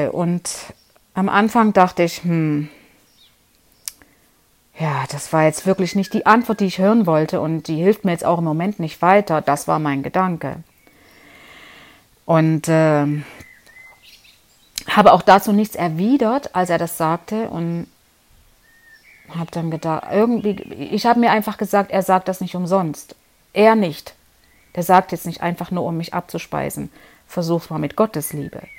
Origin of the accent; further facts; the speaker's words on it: Leipzig, Saxony, Germany; now in Konstanz, Germany; wie du ja weißt, ich bin ja aus Leipzig und lebe jetzt 20 Jahre hier in Konstanz. Also vorher noch woanders, aber genau genommen sind es 20 Jahre. Und bin auch alleine hier ausgewandert sozusagen, ohne Familie.